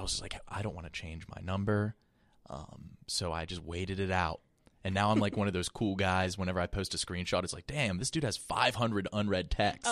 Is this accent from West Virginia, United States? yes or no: yes; West Virginia, United States; also born or lived in Columbus, Ohio; now in New York, United States; I'm from, like, a really small town in West Virginia